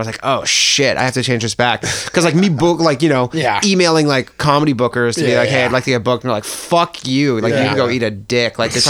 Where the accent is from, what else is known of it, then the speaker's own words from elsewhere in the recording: Burlington, Ontario, Canada; I'm from Burlington.